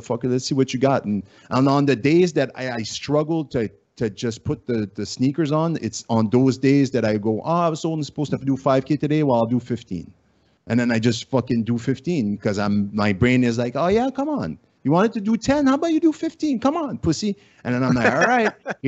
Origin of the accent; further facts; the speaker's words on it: Canada; accent: Acadian French; first language French; English is a second language; My first language is French, and I'm not only like French, but I'm like French Canadian, but I'm Acadien. Like, I have a very distinct type of French